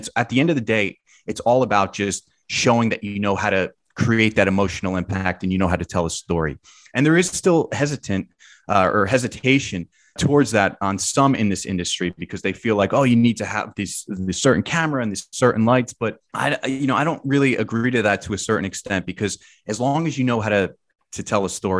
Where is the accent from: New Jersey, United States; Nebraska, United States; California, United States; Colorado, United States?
New Jersey, United States; New Jersey suburbs, United States; I'm from the Jersey suburbs